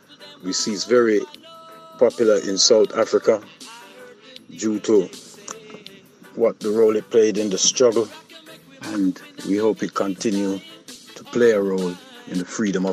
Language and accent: English; Jamaica; Growing up in Jamaica, we always listened to reggae music.